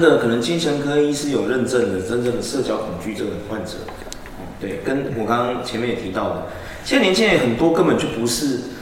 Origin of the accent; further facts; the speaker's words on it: Taiwan; 我们台湾人的种族天赋是什么